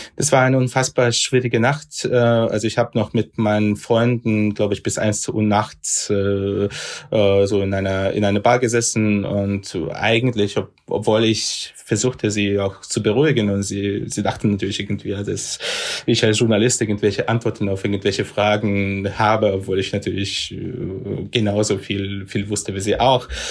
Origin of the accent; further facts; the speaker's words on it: Sevastopol, Crimea, Ukraine; now in Kyiv, Ukraine; ein Bier in Sevastopol trinken, also in meiner Heimatstadt